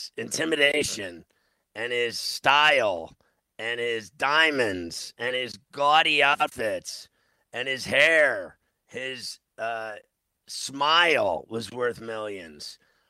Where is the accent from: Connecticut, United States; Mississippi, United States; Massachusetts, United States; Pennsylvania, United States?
Pennsylvania, United States; Pittsburgh; I knew all of them growing up in Pittsburgh.